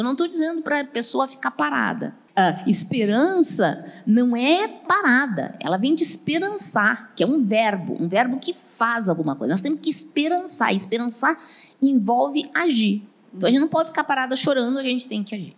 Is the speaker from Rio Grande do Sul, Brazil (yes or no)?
yes; Porto Alegre, Rio Grande do Sul, Brazil; eu sou de Porto Alegre, Porto Alegre tem muito vento